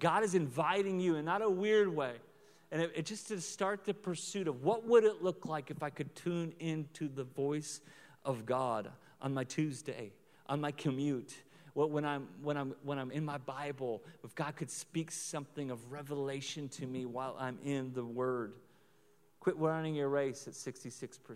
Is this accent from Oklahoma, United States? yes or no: yes; Oklahoma, United States; now in Lawrence, United States; I'm from Oklahoma